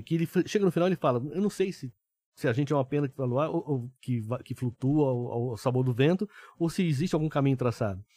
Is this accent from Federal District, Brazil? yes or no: no; São José dos Campos, São Paulo, Brazil; also born or lived in Taubaté; Eu sou do interior de São Paulo, sou de São José dos Campos, eu nasci em Taubaté, né? Então, sou um caipira